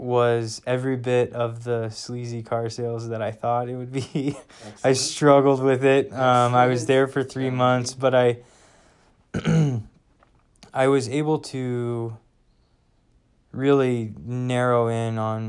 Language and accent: English; Midwest, United States; We're from the Midwest, but we were out in West Virginia for my wife's master's degree.